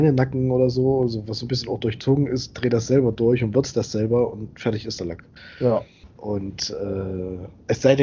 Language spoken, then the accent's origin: German; Thuringia, Germany; Da habe ich gesagt, sag, pass mal auf, sag, ich komme aus Thüringen.